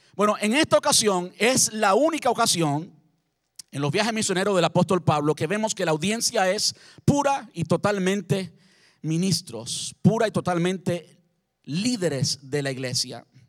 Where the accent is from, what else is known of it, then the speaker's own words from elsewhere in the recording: Cuba; now in Brandon, United States; como buen cubano